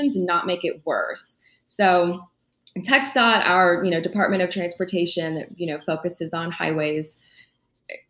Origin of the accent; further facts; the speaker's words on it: San Antonio, Texas, United States; also born or lived in Denton, Texas; I grew up in San Antonio